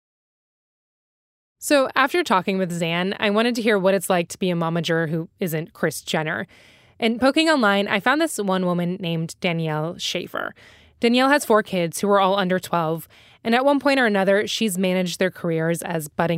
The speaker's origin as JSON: {"language": "English", "region": "North Carolina", "country": "United States", "tie": "born or raised there", "said": "I grew up in North Carolina"}